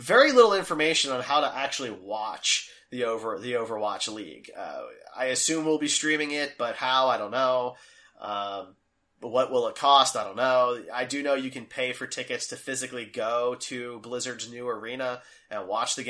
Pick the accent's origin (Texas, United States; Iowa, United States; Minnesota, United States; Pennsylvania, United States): Pennsylvania, United States; Philadelphia; now in Kansas City, United States; I'm from Philly